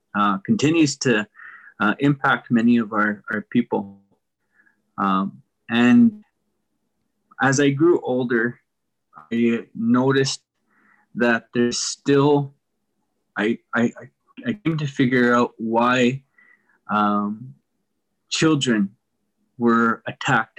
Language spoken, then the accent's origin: English; Pinehouse, Saskatchewan, Canada; I grew up here in Pinehouse as well